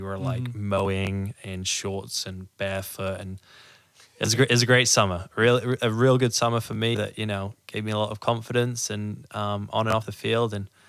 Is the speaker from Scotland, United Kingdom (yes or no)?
no; Wales, United Kingdom; moved away as an adult; now in Tulsa, United States; I'm from Wales, United mm-hmm. Kingdom. Grew up over there